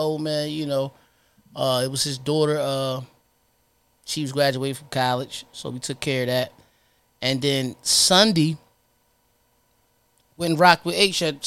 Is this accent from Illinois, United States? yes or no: no; Trenton, New Jersey, United States; I'm from Trenton